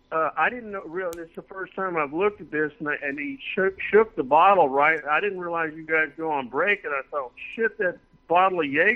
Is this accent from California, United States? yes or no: no; Clovis, New Mexico, United States; now in Austin, United States; I'm from New Mexico. I absolutely, you know, I love, you know, it's my hometown in Clovis, New Mexico.